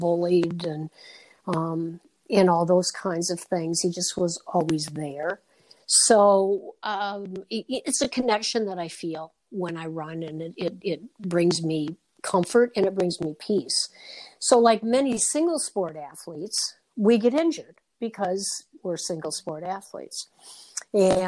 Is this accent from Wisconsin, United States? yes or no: yes; Red Granite, Wisconsin, United States; also born or lived in Madison, Wisconsin; now in Wilmington, United States; I was born in Madison. My parents moved to Red Granite, middle of the state, just west of Oshkosh, when I was 6 years old. So I marvel at myself many times, like, you know, I'm just a girl from Red Granite, Wisconsin.